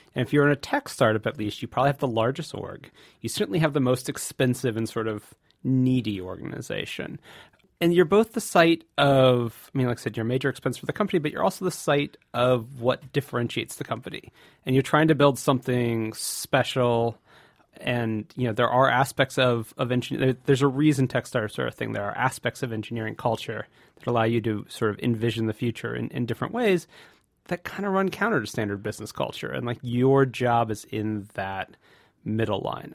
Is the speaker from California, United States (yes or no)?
yes; Santa Cruz, California, United States; I, am from the Bay Area, Santa Cruz, California